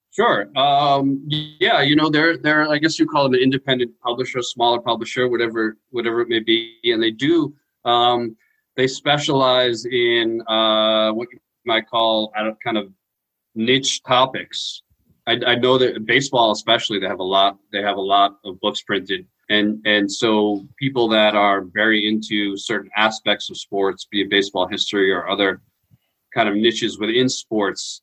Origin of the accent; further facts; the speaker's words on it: New York, United States; moved away as an adult; also born or lived in Queens / Long Island; now in Austin, United States; I grew up in New York.